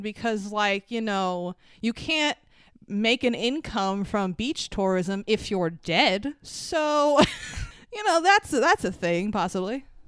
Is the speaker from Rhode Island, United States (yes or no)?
no; Long Island, New York, United States; we're from Long Island